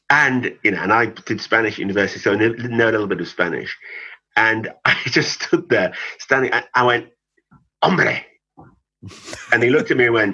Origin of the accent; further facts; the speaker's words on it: London, United Kingdom; now in Kent, United Kingdom; I was born near Millwall football